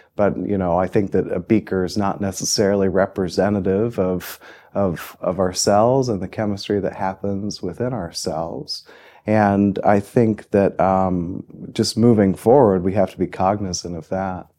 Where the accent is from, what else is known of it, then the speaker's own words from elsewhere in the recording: Muncie, Indiana, United States; moved away as an adult; also born or lived in Austin, Texas / Chapel Hill, North Carolina; I grew up in Muncie, Indiana